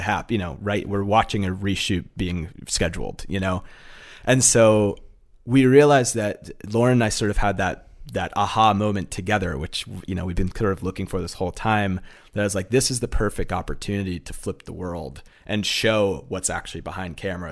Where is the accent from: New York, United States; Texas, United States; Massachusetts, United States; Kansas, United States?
Massachusetts, United States; also born or lived in Fairfield, Connecticut; I grew up in Massachusetts